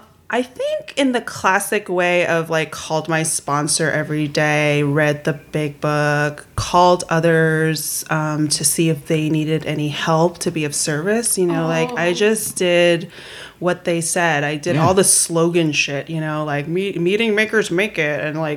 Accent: Queens, New York, United States; also born or lived in Brooklyn; Raised in Queens.

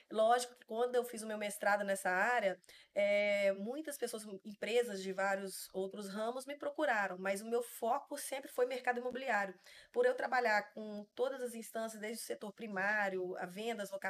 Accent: Minas Gerais, Brazil; accent: mineiro; sou mãe da Gabriela, sou uma mineira, que eu acho que dá para perceber pelo meu

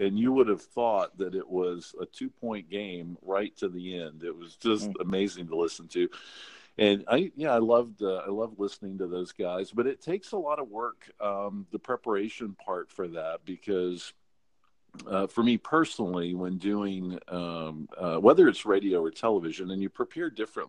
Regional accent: North Carolina, United States; And I think probably because of my growing up in North Carolina, the basketball more so even than football

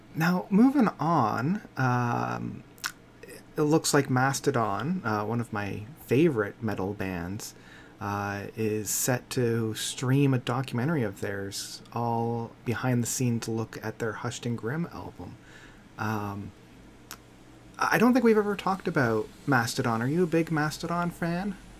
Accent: Canada

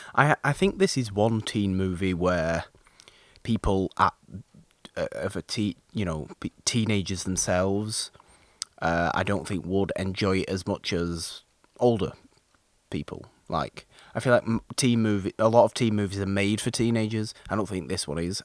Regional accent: United Kingdom; being British

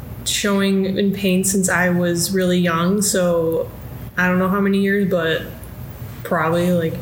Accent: Bartlett, Illinois, United States; I'm from Bartlett, Illinois, which is right outside Chicago in the suburbs.

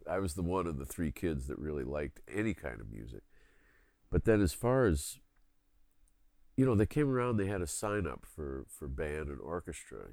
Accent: Philadelphia, Pennsylvania, United States; moved away; also born or lived in New York City / Roseville, Minnesota; the main neighborhood I grew up in in Philadelphia, there were tons of kids

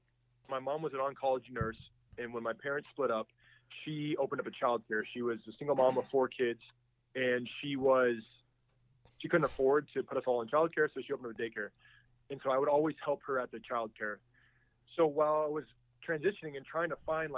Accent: United States; when I was growing up in the States

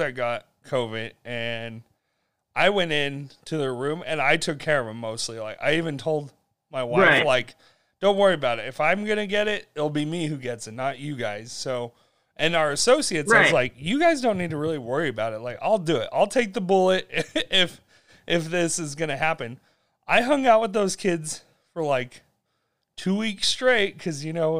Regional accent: Utah, United States; I'm like, Utah

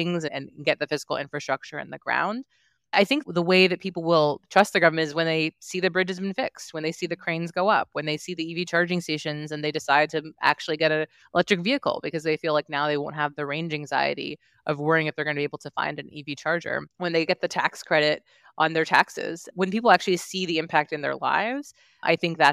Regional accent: Virginia, United States; I'm from Virginia. It's my home state

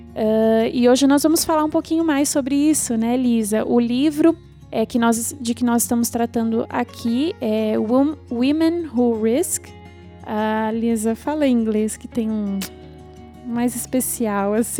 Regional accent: Campinas, São Paulo, Brazil; sou de Campinas

